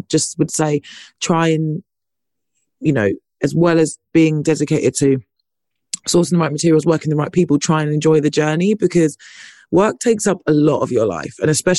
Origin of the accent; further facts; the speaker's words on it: United Kingdom; maybe it's because I'm British